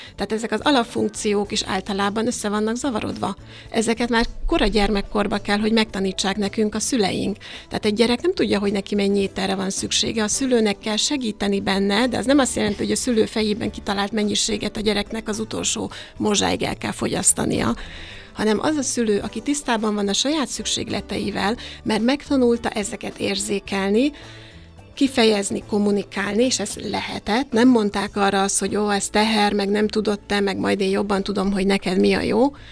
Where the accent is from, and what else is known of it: Hungary